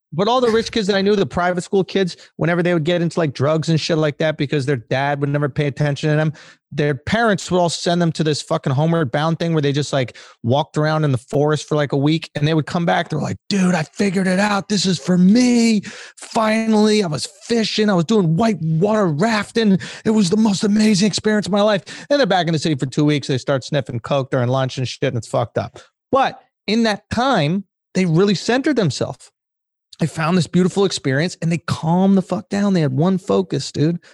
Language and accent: English; New York, United States; I'm from New York